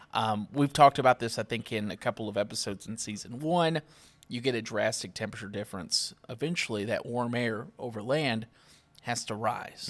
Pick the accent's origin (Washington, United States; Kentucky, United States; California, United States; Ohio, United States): Kentucky, United States; now in Grand Strand, South Carolina, United States; I'm from Kentucky